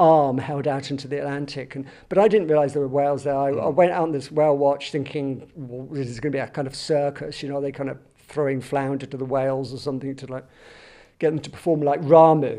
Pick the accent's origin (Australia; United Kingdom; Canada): United Kingdom; Southampton, South East England; born or raised there; moved away; also born or lived in London